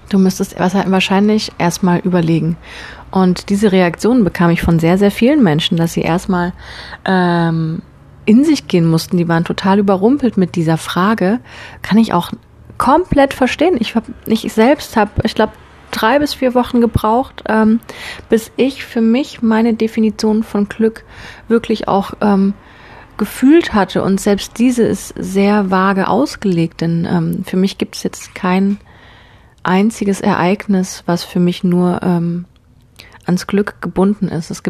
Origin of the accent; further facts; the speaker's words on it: Konstanz, Baden-Württemberg, Germany; Ich bin in Konstanz in meiner Heimatstadt losgelaufen